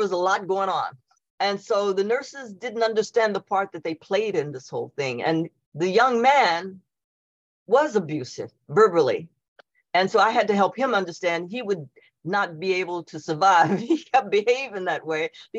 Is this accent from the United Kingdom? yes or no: no; Elizabethtown, Kentucky, United States; moved away; I'm from Elizabethtown, Kentucky